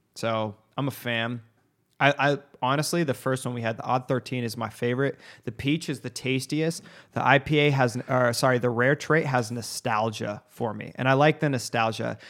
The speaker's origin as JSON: {"language": "English", "country": "United States", "said": "being an American"}